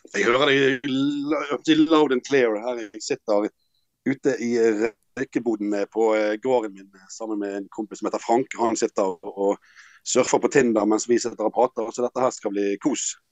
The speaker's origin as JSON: {"language": "Norwegian", "town": "Bergen", "region": "Vestland", "country": "Norway", "said": "som bergensere"}